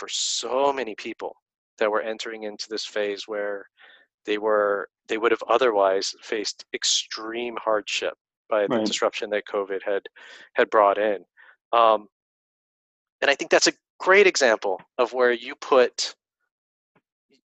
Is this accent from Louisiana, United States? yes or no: no; Stockton, California, United States; my hometown of Stockton, California